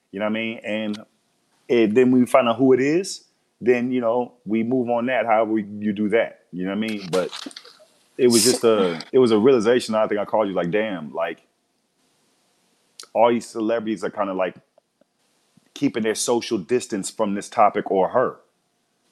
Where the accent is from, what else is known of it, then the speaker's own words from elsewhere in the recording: Texas, United States; I'm from Texas, raised in Texas